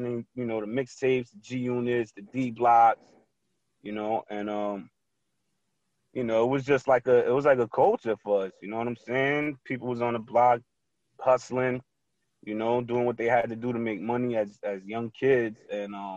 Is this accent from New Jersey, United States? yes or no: yes; Passaic, New Jersey, United States; now in Clifton, United States; I'm born and raised in Passaic, New Jersey. I just live out here in Clifton.